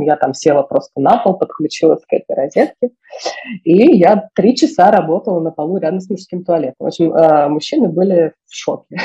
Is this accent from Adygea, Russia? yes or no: no; Moscow, Russia; я выросла в Москве, в центре Москвы